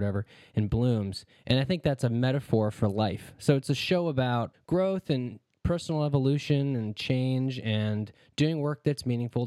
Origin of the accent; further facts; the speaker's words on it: Wisconsin, United States; moved away as an adult; also born or lived in East Bay, California; now in Hawaii, United States; I bounced back and forth between California and Wisconsin. Most of my formative years were in Wisconsin.